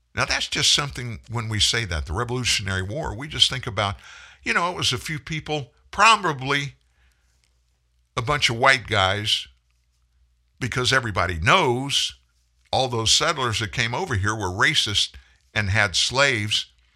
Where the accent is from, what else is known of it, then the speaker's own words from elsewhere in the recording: United States; I'm, I'm an American